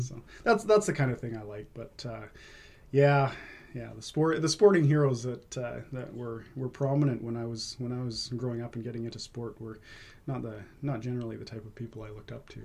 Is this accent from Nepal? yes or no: no; Vancouver, British Columbia, Canada; also born or lived in Quesnel; now in Maple Ridge, Canada; I spent most of my uh, time growing up in Vancouver